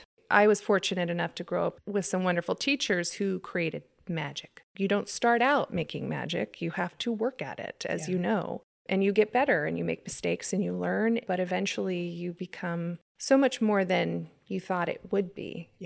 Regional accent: Placerville, California, United States; also born or lived in Bay Area; I was originally from the Bay Area, but we moved up to Placerville when I was 10. Did a lot of theater growing up and dance, and my mom had a dance studio.

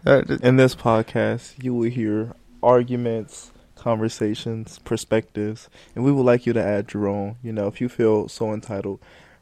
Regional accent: Cincinnati, Ohio, United States; since we came both from Cincinnati, you know. Or the shitty city.

